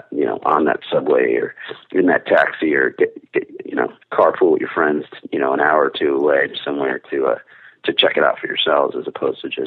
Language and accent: English; Marsh Plains, New Jersey, United States; I just never left. I mean, and Mar- you know, Morris Plains, New Jersey, a small little town, you know, in North Jersey. We're about 45 minutes to an hour from Manhattan.